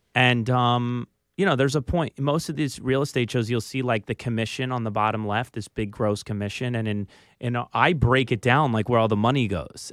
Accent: Philadelphia, Pennsylvania, United States; accent: Philly; moved away; I was from Philly

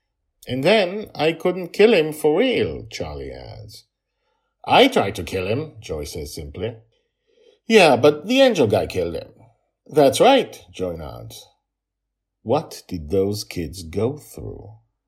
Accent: Toronto, Ontario, Canada; born there; I was born in Toronto, and that is where I live, I say.

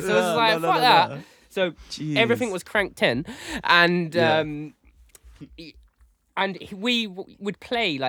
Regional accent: United Kingdom; we're from Essex, East London

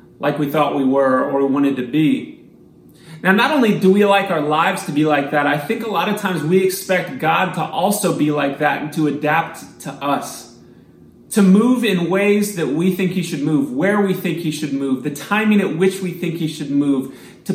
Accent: Missouri, United States; I grew up in Missouri, so I was not used to getting lost out in the woods like this on a mountain

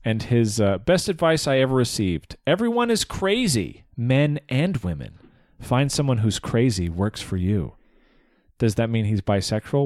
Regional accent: United States; My Americanness was a problem

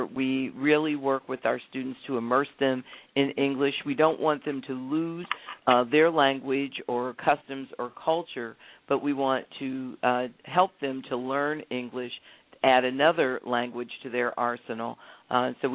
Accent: Columbus, Ohio, United States; When I grew up in Columbus. I have the distinction of growing up in a city that has also allowed me to become superintendent of Columbus

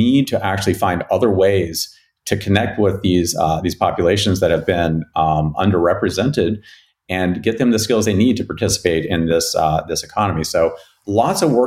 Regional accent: West Virginia, United States; moved away; where I grew up in West Virginia

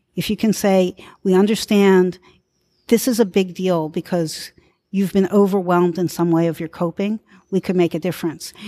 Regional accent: Philadelphia, Pennsylvania, United States; I'm from Philadelphia, I work in the community

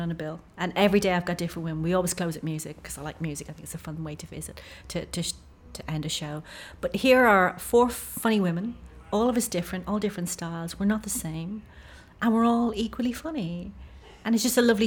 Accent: Ireland; I'm Irish

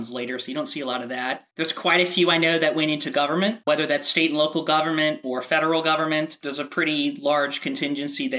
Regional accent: Illinois, United States; also born or lived in Indiana; now in Texas, United States; I'm from Illinois originally

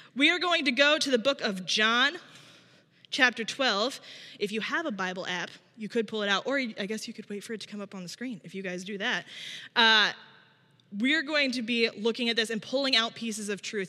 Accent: small town in Illinois, United States; also born or lived in Minneapolis, Minnesota / Berwyn, Illinois; I grew up not here in Chicago, but here in Illinois, but in small town

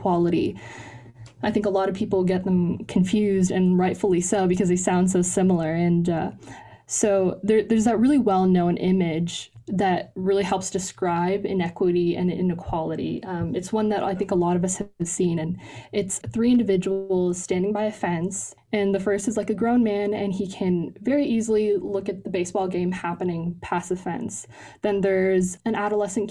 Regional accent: Ontario, Canada; also born or lived in Pakistan; now in United States; Ontario, the province that I lived

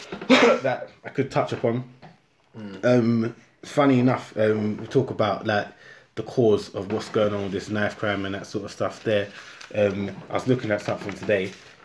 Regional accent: Croydon, London, United Kingdom; Growing up in Croydon, when I was younger, it was bad

